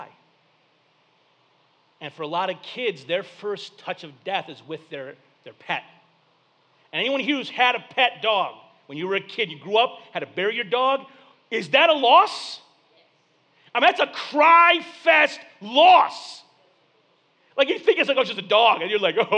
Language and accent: English; Flint, Michigan, United States; growing up in Flint